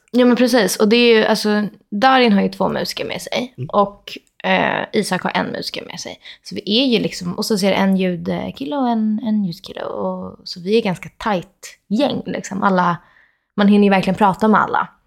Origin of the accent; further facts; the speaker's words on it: Solna, Stockholm County, Sweden; moved away as an adult; also born or lived in Los Angeles, United States; jag är faktiskt uppvuxen i, i Råsunda också